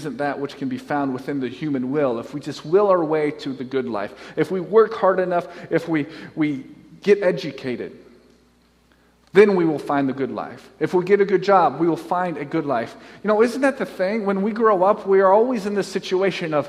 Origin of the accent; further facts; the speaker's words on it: Nebraska, United States; I'm from Nebraska. That's where I grew up